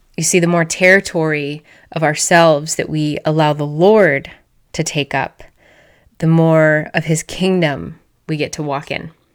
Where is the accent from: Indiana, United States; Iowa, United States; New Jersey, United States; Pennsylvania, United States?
Iowa, United States; I'm a girl from Iowa